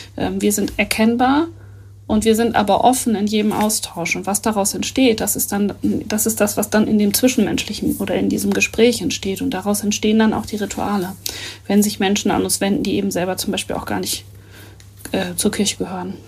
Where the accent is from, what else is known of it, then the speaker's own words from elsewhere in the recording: Northern Germany, Germany; wir als äh, Norddeutsche